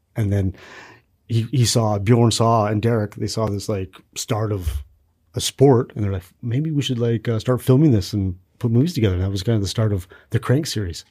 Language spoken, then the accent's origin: English; Kamloops, British Columbia, Canada; in Kamloops, kinda where I grew up